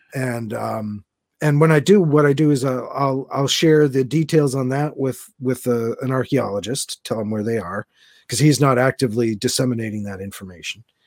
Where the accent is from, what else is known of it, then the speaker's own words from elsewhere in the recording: Massachusetts, United States; moved away; my mom still lives down there and that's where I grew up